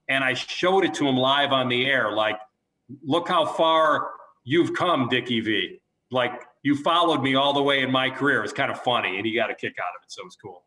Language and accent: English; Chicago, Illinois, United States; moved away; we're from Chicago